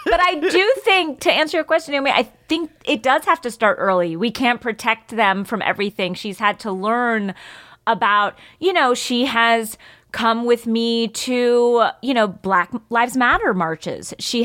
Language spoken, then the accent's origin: English; East Coast, United States; we got to take her to the Southwest, which I had never seen before growing up on the East Coast.